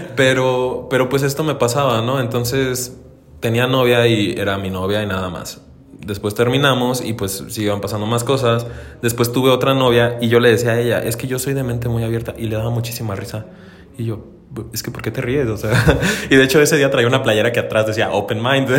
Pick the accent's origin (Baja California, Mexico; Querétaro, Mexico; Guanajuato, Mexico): Guanajuato, Mexico; Dolores Hidalgo; now in Celaya, Mexico; soy de Dolores Hidalgo, Alucuna de la Independencia ah. Nacional Guanajuato